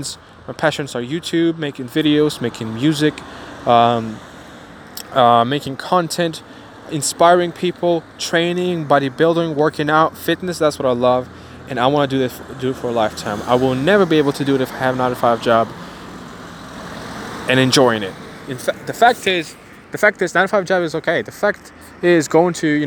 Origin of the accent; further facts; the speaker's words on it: Ukraine; now in Bulgaria; I was born in Ukraine